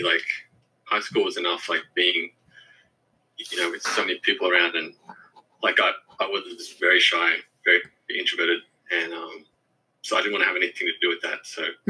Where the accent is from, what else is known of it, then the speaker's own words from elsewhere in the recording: Forestville, New South Wales, Australia; So I grew up in Forestville. Okay. That's where I went to primary school and high school.